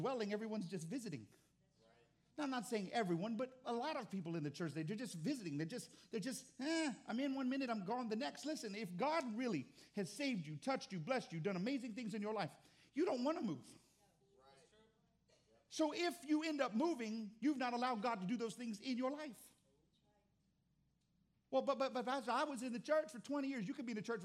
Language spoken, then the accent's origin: English; Texas, United States; I'm from Texas